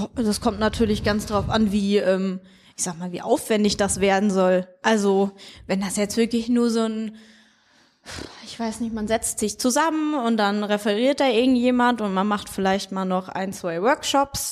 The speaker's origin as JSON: {"language": "German", "town": "Siegen", "region": "North Rhine-Westphalia", "country": "Germany", "tie": "born or raised there", "also_born_or_lived": "near Osnabrück, Lower Saxony / Switzerland", "said": "geboren bin ich in der Nähe von Osnabrück und äh, dann sind wir für ein paar Jahre in die Schweiz gezogen und seit der Grundschule bin ich dann äh, ja, in Kreuzer beziehungsweise Siegen gewesen"}